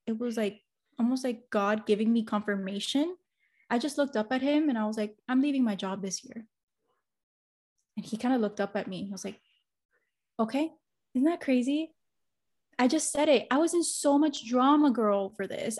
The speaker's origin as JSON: {"language": "English", "town": "Miami", "region": "Florida", "country": "United States", "tie": "born or raised there", "said": "I'm first generation Cuban American, and I grew up in Miami"}